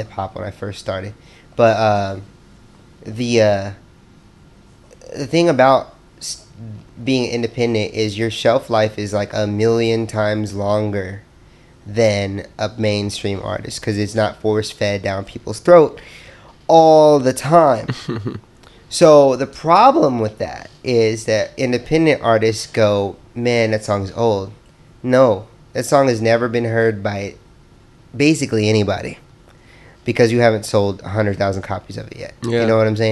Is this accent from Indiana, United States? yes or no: yes; Indiana, United States; I'm from Indiana